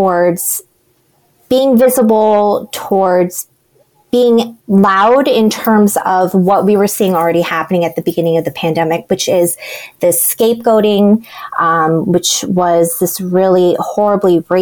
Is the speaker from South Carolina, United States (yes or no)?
no; Cleveland, Ohio, United States; also born or lived in Columbus, Ohio / New York; now in Ohio, United States; I grew up outside of Cleveland